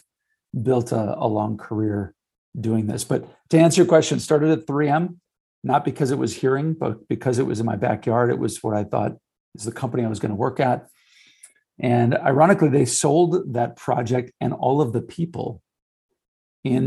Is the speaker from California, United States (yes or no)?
no; St. Paul, Minnesota, United States; I grew up in St. Paul, so 3M was the mecca.